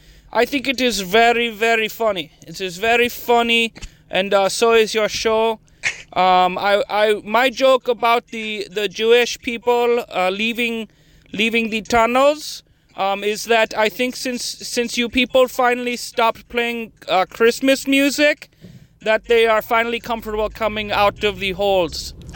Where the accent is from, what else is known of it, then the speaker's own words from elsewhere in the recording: New Delhi, Delhi, India; now in New York City, United States; I am a big fan of your show. I am from New Delhi, India, but I am currently living in New York City.